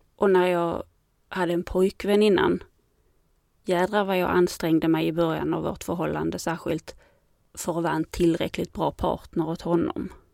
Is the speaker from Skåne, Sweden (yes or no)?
yes; Landskrona, Skåne, Sweden; also born or lived in Helsingborg; jag kom från Landskrona och gick grundskolan där